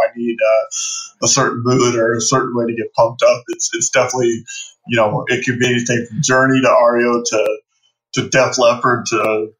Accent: Phoenix, Arizona, United States; I live in Phoenix. I was born and raised here in the Valley.

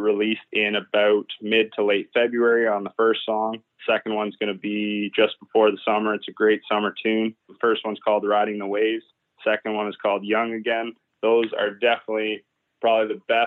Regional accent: Brussels, Ontario, Canada; now in London, Canada; I was born and raised in Brussels, Ontario. I was raised there until I was about 20 years old. Actually, 22 years old, sorry, and moved to London.

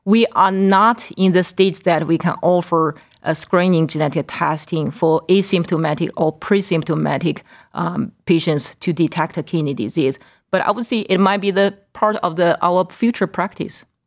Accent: Qingdao, Shandong, China; also born or lived in Northeast Ohio; now in Cleveland, United States; my hometown, Qingdao

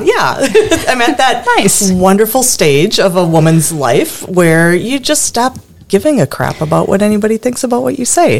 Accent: Stevens Point, Wisconsin, United States; my hometown, Stevens Point, Wisconsin

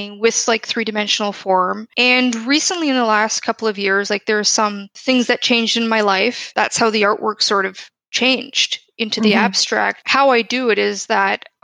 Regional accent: Toronto, Ontario, Canada; moved away as an adult; now in Paris, France; I'm originally from Toronto, Canada

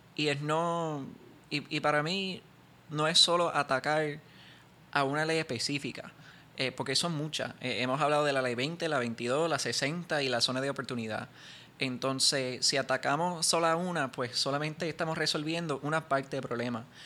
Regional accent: Puerto Rico; nosotros somos una minoría eh, en nuestro propio país

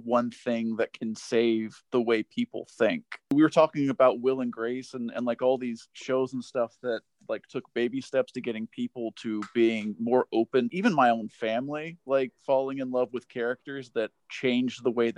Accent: Tennessee, United States; now in Los Angeles, United States; I grew up in Tennessee

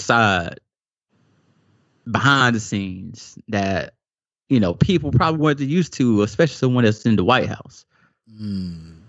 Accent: the South, United States; growing up in the South

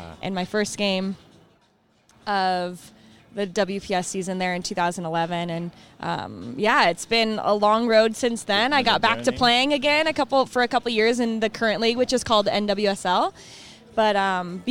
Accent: Lakewood, Colorado, United States; I'm here from Colorado. I grew up in Lakewood playing soccer

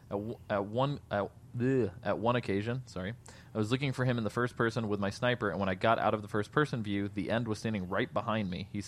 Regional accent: Mexico; The first time I saw uh, Metal Gear Solid was in my hometown in Mexico. My big brother had bought it

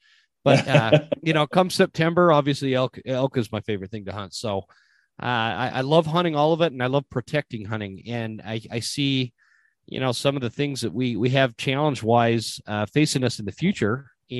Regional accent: Utah, United States; moved away as an adult; now in North Idaho, United States; I grew up in Utah, left Utah in 1999 for the military. And after the military, I came up to North Idaho. And with the exception of a few years back down in Utah for a job I took, I've been up in North Idaho ever since

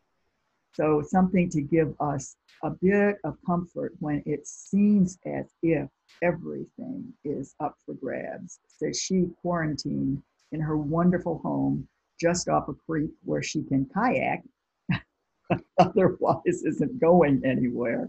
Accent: near Lake Michigan, Midwest, United States; growing up near Lake Michigan

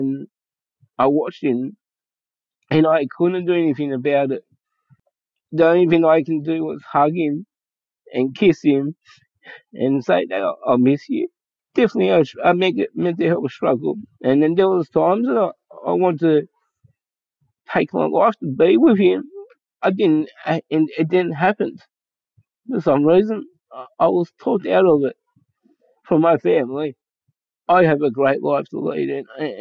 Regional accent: Springwood, New South Wales, Australia; also born or lived in Penrith / Newcastle; I was born in Penrith and raised in the Blue Mountains of Springwood

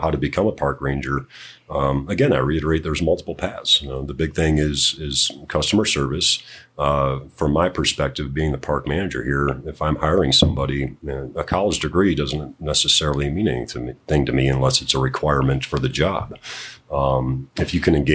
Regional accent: Cleveland, Ohio, United States; moved away; I'm originally from Cleveland, Ohio

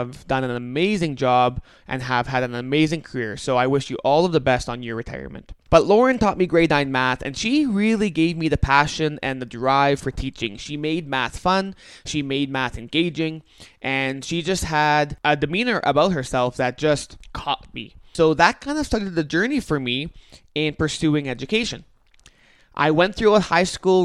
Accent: St. Andrews, Manitoba, Canada; I actually grew up in St. Andrews, a municipality just north of Winnipeg

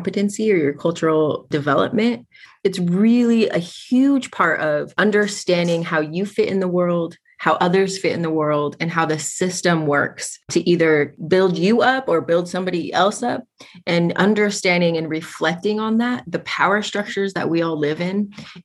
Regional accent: Spokane, Washington, United States; also born or lived in Kiana, Alaska; My family is from Kayana, Alaska, but I was born and raised in Spokane

